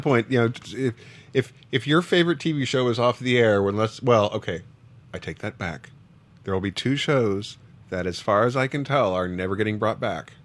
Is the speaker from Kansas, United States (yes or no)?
yes; Wichita, Kansas, United States; I grew up in Wichita, Kansas